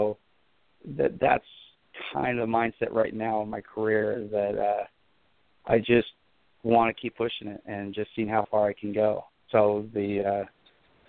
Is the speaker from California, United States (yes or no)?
no; Port Gamble S'Klallam reservation, near Seattle, Washington, United States; my tribe is Port Gamble's Plum Tribe. We're up about an hour and a half outside of out of Seattle there, and grew up on my reservation